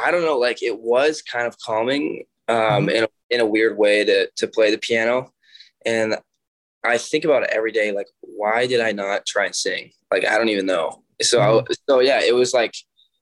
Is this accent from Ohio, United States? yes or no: no; Monroe, Washington, United States; I was born and raised in Monroe, Washington.